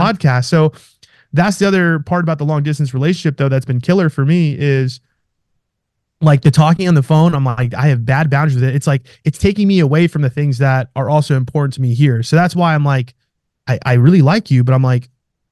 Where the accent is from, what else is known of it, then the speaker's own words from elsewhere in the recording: New York, United States; moved away as an adult; now in Scottsdale, United States; I'm from New York